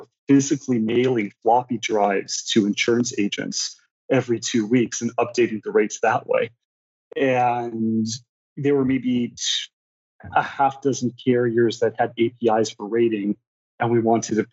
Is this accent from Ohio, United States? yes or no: no; Los Angeles, California, United States; also born or lived in Moscow; now in St. Louis, United States; I was born in Los Angeles. I grew up mostly in Los Angeles, but I kind of bounced around all over the place.